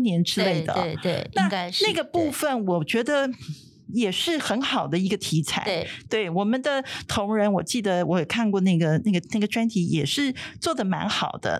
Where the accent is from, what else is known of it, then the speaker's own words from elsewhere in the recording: Taiwan; 我们台湾人民